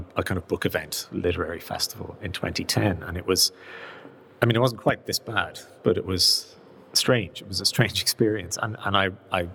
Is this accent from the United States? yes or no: no; Rathcoole, Leinster, Ireland; I grew up in Rathcoole in County Dublin, which is a kind of small town on the Naas, off the Naas dual carriageway, the N7